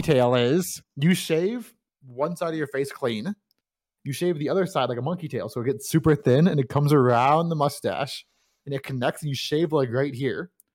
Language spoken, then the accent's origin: English; United States; I'm from America